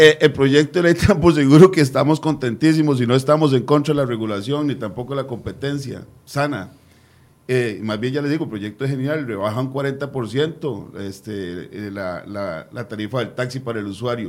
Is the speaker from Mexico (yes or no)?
no; Costa Rica; nosotros como buenos costarricenses